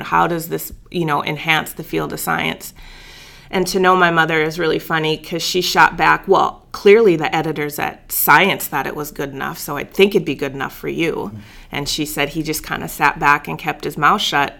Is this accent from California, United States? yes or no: no; Bismarck, North Dakota, United States; moved away as an adult; So I grew up in Bismarck, North Dakota.